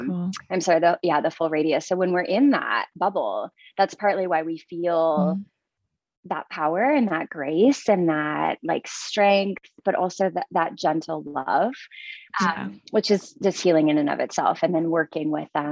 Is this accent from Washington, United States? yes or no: no; small town Minnesota, United States; moved away as an adult; now in Reno, Nevada, United States; small town Minnesota